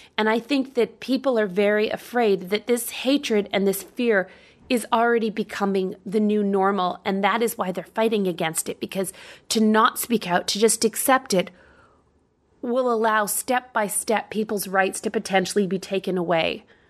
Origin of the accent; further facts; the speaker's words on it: Canada; moved away as an adult; now in United States; I can go to Canada. I'm from Canada.